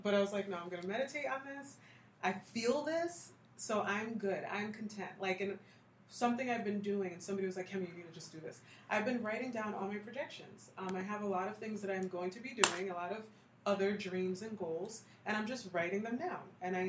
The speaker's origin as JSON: {"language": "English", "country": "United States", "tie": "born or raised there", "said": "now that we're born here and we have the language and we don't really, we're American"}